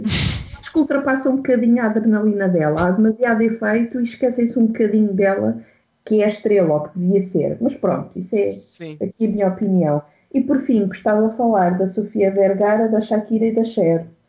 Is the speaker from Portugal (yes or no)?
yes; Portugal; eu sou portuguesa